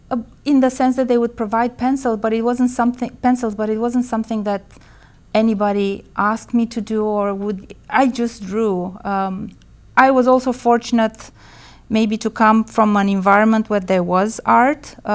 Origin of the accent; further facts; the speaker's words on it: Bucharest, Romania; moved away as an adult; also born or lived in Bristol, United Kingdom; So I was born in Bucharest, Romania in the 70s. And um, I grew up there all my life and studied architecture in college. And I left Romania in 95, um, moving to Bristol, UK